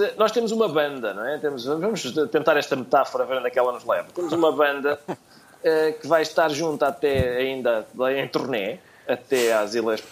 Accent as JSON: {"language": "Portuguese", "country": "Portugal"}